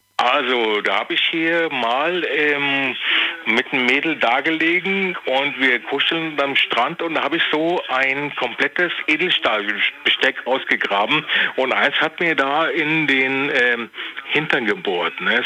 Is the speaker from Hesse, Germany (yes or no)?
yes; Langen, Hesse, Germany; now in Koblenz, Germany; mein Heimatort, das war der Langner Waldsee.